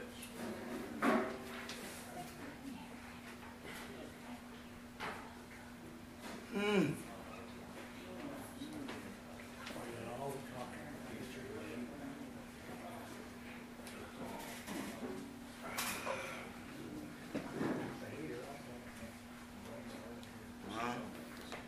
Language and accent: English; Ohio, United States; I'm from Ohio